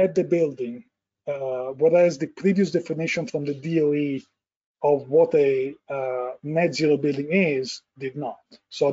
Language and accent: English; Italy; moved away as an adult; now in United States; I was born and raised in Italy, and we practiced architecture for almost 10 years before moving the company to the US